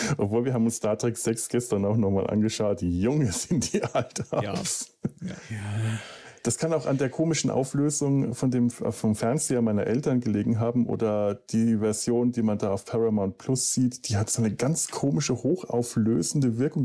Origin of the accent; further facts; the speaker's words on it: Franconia, Bavaria, Germany; bei uns in Franken